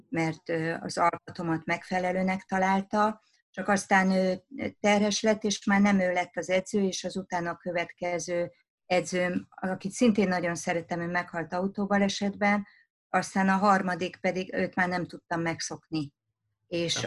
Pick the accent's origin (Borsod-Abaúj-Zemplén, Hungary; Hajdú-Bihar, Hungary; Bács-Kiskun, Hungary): Bács-Kiskun, Hungary; Szabadszállás; ahol én felnőttem vidéken szabadszálláson